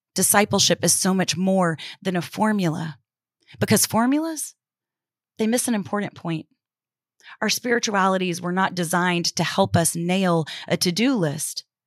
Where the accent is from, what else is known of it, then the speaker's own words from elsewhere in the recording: Houston, Texas, United States; moved away; I was back in my hometown of Houston